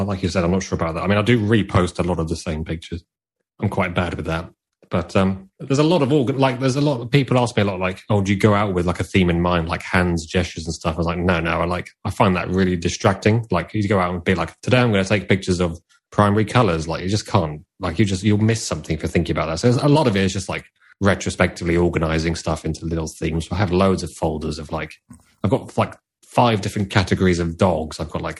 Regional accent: United Kingdom; I like being like a British photographer. I really want to embrace that.

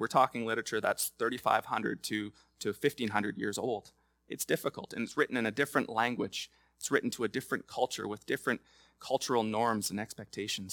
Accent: Lloydminster, Canada; I was going to the fair growing up in Lloydminster

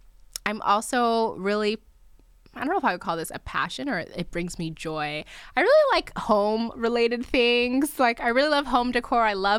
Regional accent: Nigeria; I'm Nigerian. My husband's from Kenya. So we would like to at some point go back home because that's still home.

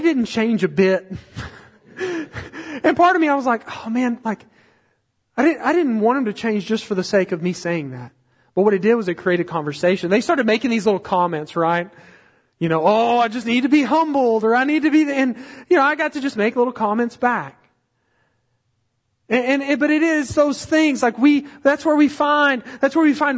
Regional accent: Hico, Texas, United States; now in Brenham, United States; Last time we went to Heiko, we called to order a pie, because that's what we always do at the coffee cup

